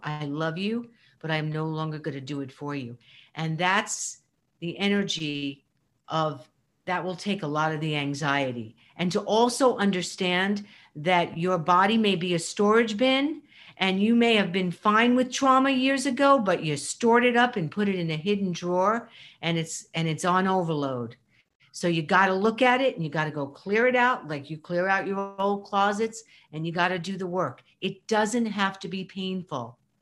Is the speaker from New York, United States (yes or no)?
yes; New York, United States; I am mostly a New Yorker